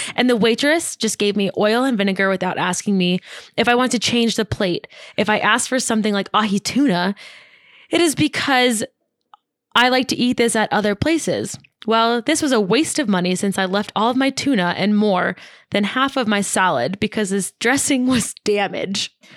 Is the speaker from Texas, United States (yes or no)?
no; New York, United States; moved away as an adult; now in Lake Tahoe, United States; so I'm from New York